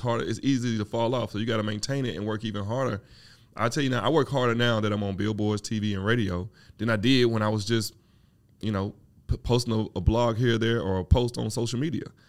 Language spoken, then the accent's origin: English; Mississippi, United States; now in Atlanta, United States; I'm from Mississippi